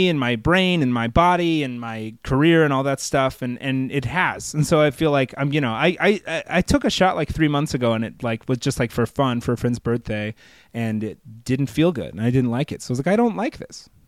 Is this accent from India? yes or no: no; Fort Worth, Texas, United States; moved away; I grew up in Texas.